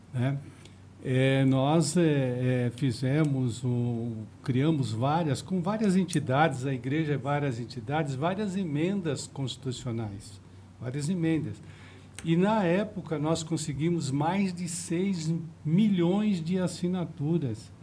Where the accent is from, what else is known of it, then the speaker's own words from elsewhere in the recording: Osasco, São Paulo, Brazil; eu nasci em Presidente Altino